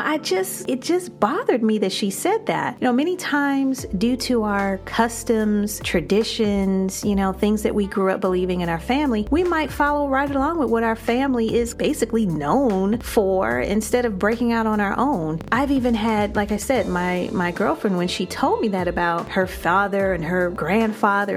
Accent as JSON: {"language": "English", "town": "Chicago", "region": "Illinois", "country": "United States", "said": "I'm from Chicago."}